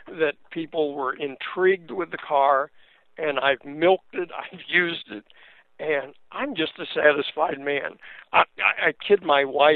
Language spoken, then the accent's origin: English; Akron, Ohio, United States; I'm a mechanic from East Akron